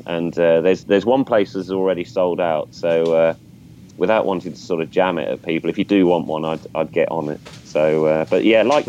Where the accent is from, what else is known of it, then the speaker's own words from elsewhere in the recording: England, United Kingdom; I'm English